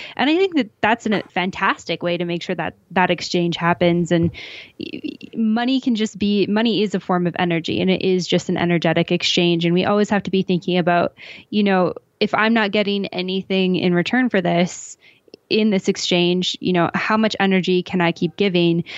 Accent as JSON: {"language": "English", "area": "a small town outside of Calgary", "region": "Alberta", "country": "Canada", "moved": "as an adult", "lives_now": "Mexico City, Mexico", "said": "I'm originally from Western Canada, a small town outside of Calgary, Alberta"}